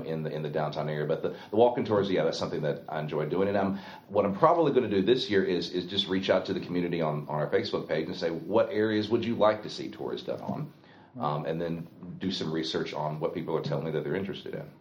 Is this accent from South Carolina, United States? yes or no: yes; Anderson, South Carolina, United States; my hometown, you know, my county